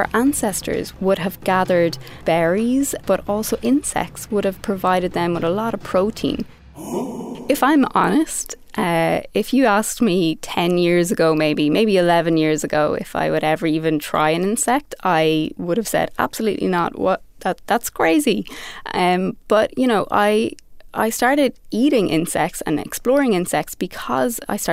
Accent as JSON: {"language": "English", "country": "Ireland", "moved": "yes", "lives_now": "New York City, United States", "said": "I am from Ireland and I'm currently in New York City, where I am practicing as a designer working for IBM"}